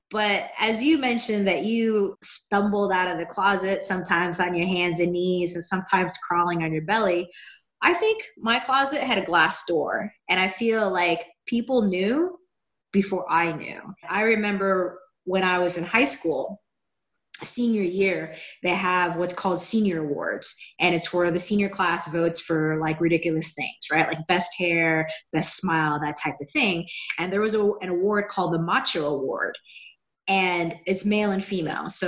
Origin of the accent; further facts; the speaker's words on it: Seattle, Washington, United States; moved away as an adult; now in Los Angeles, United States; I grew up in Seattle and then I moved down to Los Angeles about 14 years ago.